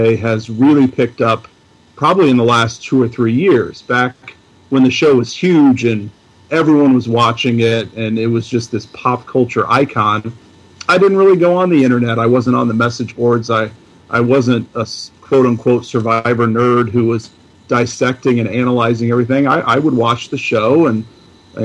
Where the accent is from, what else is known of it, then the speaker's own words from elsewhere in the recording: Illinois, United States; I born and raised and have lived my entire life in Illinois